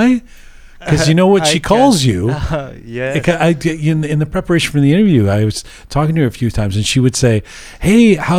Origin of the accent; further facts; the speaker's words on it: Iran; You know, I come from Iran. I know not to work with them.